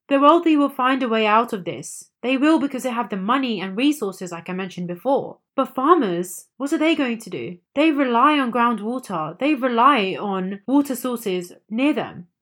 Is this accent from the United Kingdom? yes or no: no; India; As an Indian myself